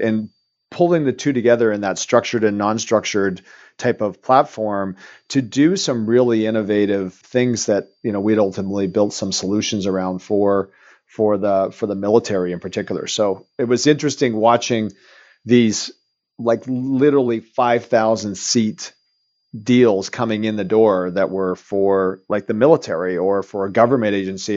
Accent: Eastern Canada, Canada; moved away as an adult; also born or lived in Vancouver, Canada; now in Woodinville, United States; I'm Canadian, and so I was born and raised back east

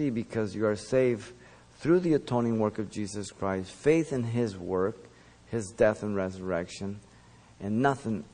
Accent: Los Angeles, California, United States; English is a second language; also born or lived in Mexico City, Mexico; When we moved to the United States, we were in L.A. by Huntley Drive. I went to Our Lady of Loreto till first grade, where I learned English.

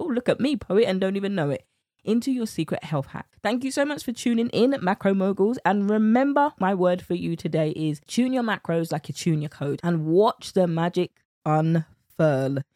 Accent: United Kingdom; accent: British; my British accent

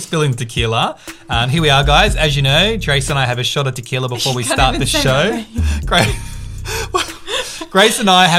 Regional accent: Australia; I was born in Australia. I don't even look Asian. I look like everything.

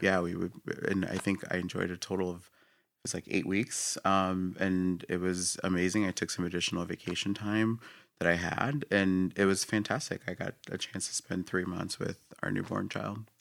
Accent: Puerto Rico; moved away; I was born in Puerto Rico, came out here

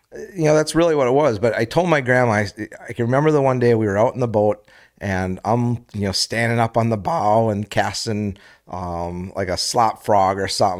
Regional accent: Menasha, Wisconsin, United States; I grew up in, uh, in Menasha

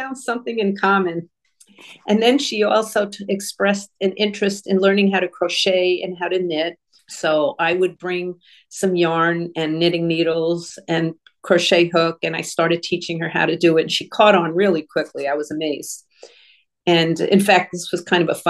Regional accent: New Hampshire, United States; moved away as an adult; also born or lived in Florida; I'm from New Hampshire

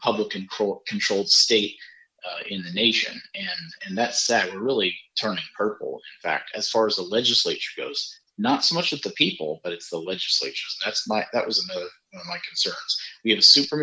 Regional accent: Spartanburg, South Carolina, United States; I'm from Spartanburg

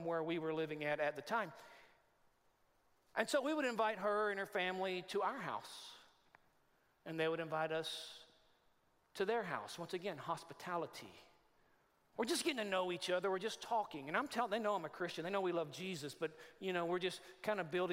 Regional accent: Texas, United States; moved away; I'm from Texas. A lot of my people

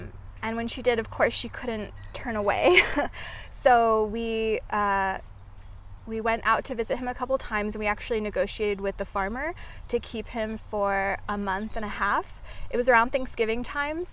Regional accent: Oregon, United States; moved away as an adult; now in Oahu, United States; I'm originally from Oregon, but I moved here about 3 years ago

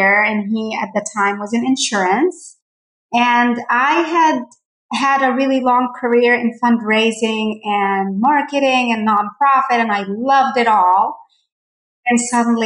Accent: Port Said, Port Said Governorate, Egypt; moved away; I grew up in Port Said, Egypt

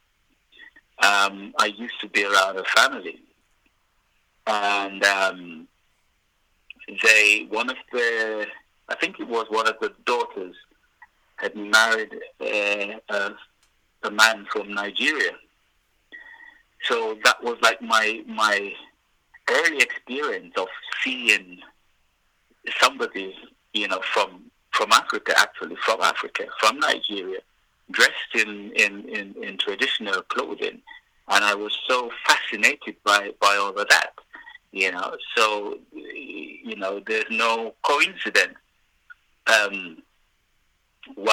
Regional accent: Trelawny, Jamaica; I was born and bred in Jamaica

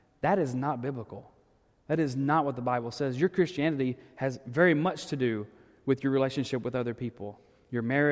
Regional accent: Arkansas, United States; moved away; growing up in Arkansas.

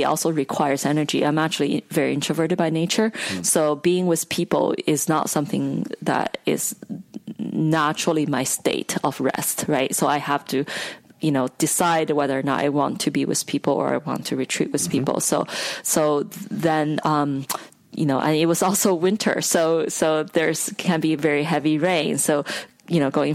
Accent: China; moved away as an adult; now in United States; I grew up in China

